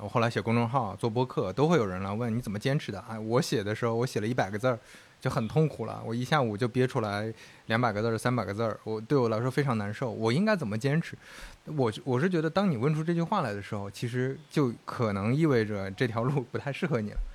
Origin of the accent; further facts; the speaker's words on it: Shandong, China; moved away; 我是山东人，你是河南人，那我们那边可能大家是宁愿多积蓄